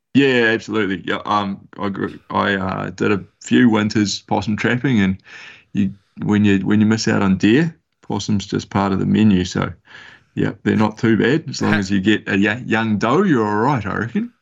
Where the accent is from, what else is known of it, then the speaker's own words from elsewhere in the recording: Gisborne, New Zealand; I'm from Gisborne, uh, the Te Tairawhiti on the east coast of the North Island.